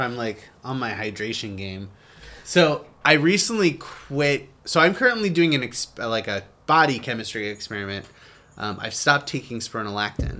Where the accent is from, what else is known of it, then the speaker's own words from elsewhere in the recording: United States; being an American